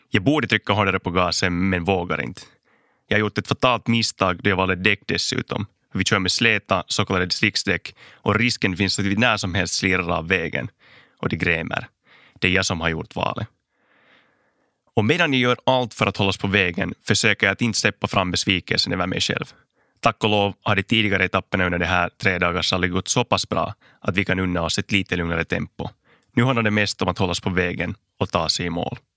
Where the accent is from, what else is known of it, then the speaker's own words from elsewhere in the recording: Ingå, Uusimaa, Finland; now in Helsinki, Finland; Jag är född och uppvuxen i Finlands rallymecka, Ingo. Idag bor jag i Helsingfors där jag studerar ekonomi vid Hanken vid sidan av min karriär som rallyförare. Men Ingo är nog fortfarande min riktiga hemmatrakt